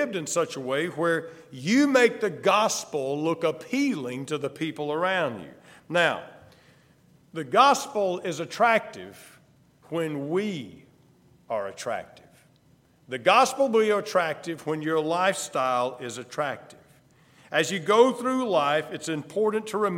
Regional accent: the South, United States; I'm from the South. There was no question when I opened my mouth

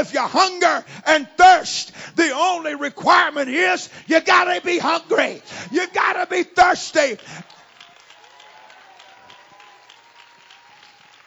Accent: Florida, United States; I was born in Florida. I came from the southeast of this country. And the culture that I was raised in was a very racially oriented culture

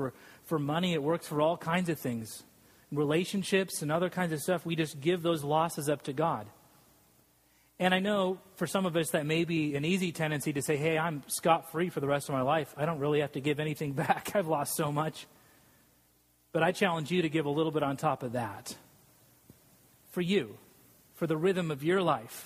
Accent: Salt Lake City, Utah, United States; moved away; I grew up in Salt Lake City, Utah, and I'm a non-Mormon

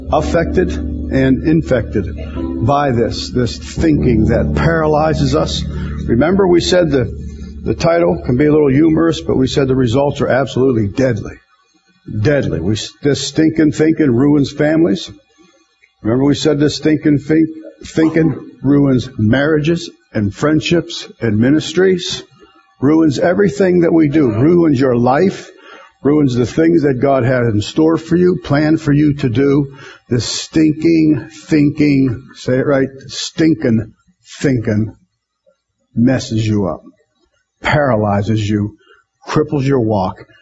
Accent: United States; American Christians

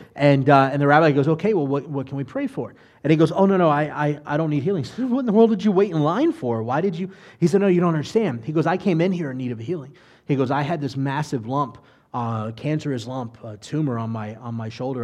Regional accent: United States; I'm an American

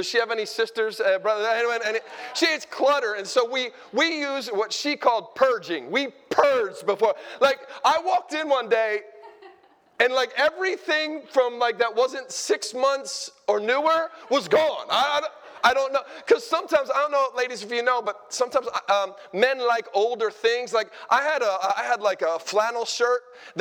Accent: Philadelphia, Pennsylvania, United States; We're from Philadelphia, the home of the world champion Eagles

